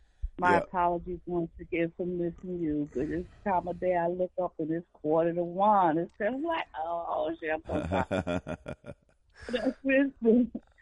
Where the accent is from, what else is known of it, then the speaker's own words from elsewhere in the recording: Philadelphia, Pennsylvania, United States; I'm from North. Philly.